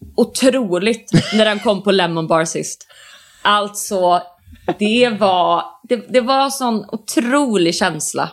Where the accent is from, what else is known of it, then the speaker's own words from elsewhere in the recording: Borås, Västra Götaland, Sweden; moved away as an adult; now in Stockholm, Sweden; jag har en jättebra relation till min hemstad. Jag tycker om Borås väldigt mycket